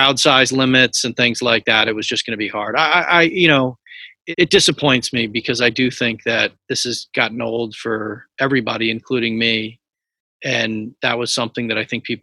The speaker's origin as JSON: {"language": "English", "town": "Newtown", "region": "Connecticut", "country": "United States", "tie": "born or raised there", "said": "I grew up right on Main Street"}